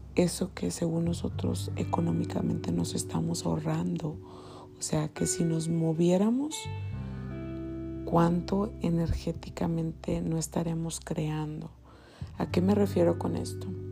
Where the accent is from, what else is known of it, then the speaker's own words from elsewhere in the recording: Mexico; como mexicanos